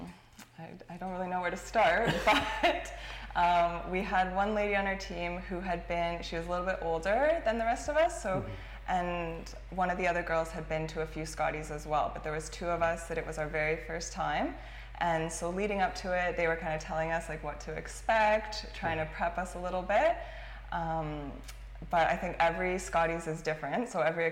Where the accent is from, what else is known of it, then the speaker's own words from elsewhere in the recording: Kleinburg, Ontario, Canada; also born or lived in Newfoundland; I just grew up in Kleinberg